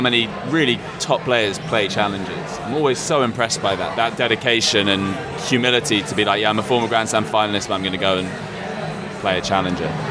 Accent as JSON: {"language": "English", "country": "United Kingdom", "said": "as a British person"}